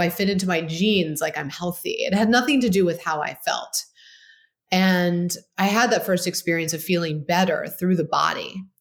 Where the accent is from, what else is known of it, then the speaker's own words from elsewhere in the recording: Baltimore, Maryland, United States; I grew up in Baltimore, Maryland, great upbringing